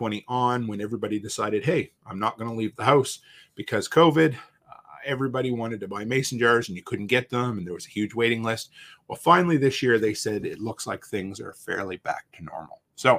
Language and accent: English; Canada; We always have to apologize because we're frigging Canadian.